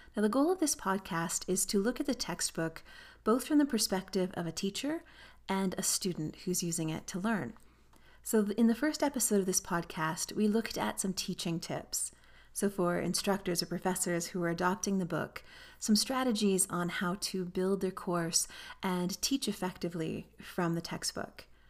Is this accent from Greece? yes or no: no; Canada; I'm Canadian, so I would learn to fly and earn my pilot licenses in Canada